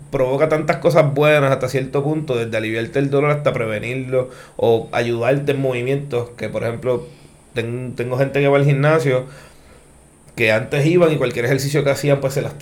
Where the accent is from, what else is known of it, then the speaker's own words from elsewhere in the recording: Maunabo, Puerto Rico; also born or lived in New Jersey; Yo soy natural de Maunao.